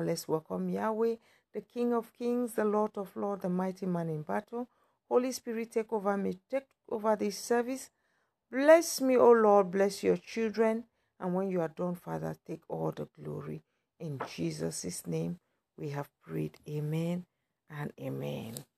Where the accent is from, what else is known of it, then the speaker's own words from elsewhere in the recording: Cameroon; moved away; I'm from Cameroon, from a Christian background.